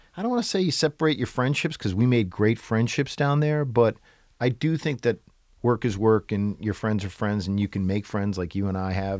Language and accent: English; New Hampshire, United States; moved away as an adult; also born or lived in New York; I grew up in New Hampshire and went to the University of New Hampshire